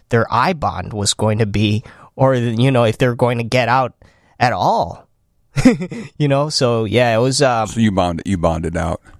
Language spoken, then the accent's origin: English; Chicago, Illinois, United States; Uh, I'm from